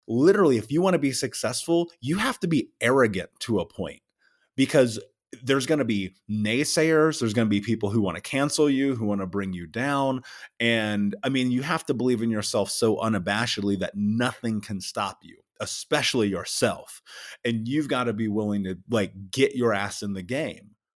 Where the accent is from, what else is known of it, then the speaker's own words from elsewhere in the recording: Indianapolis, Indiana, United States; I grew up in Indianapolis.